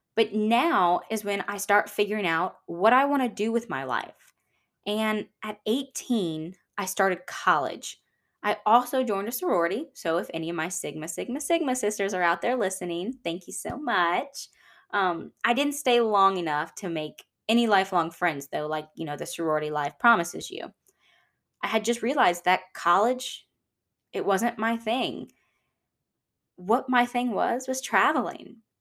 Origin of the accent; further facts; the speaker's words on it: Georgia, United States; also born or lived in El Paso, Texas; now in Louisiana, United States; although I was born in Texas, I wouldn't consider myself a Texan. And that's because when I was one, my family moved to Georgia.